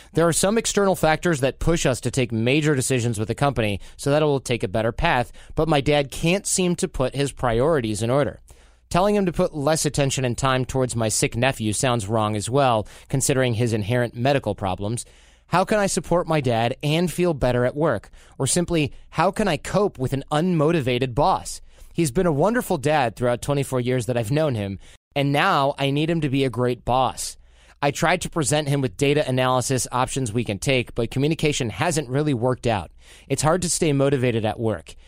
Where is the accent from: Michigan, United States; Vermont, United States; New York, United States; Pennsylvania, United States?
Michigan, United States; Detroit; I'm from Detroit